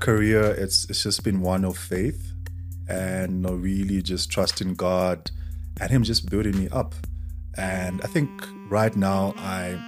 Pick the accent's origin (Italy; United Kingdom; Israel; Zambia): Zambia; moved away as an adult; now in South Africa; I'm from Zambia